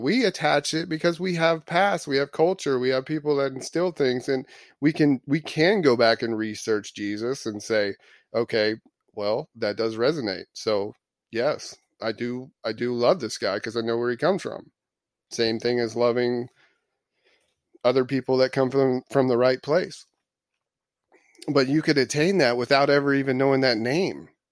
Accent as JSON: {"language": "English", "region": "Florida", "country": "United States", "tie": "born or raised there", "moved": "yes", "said": "I was born in Florida."}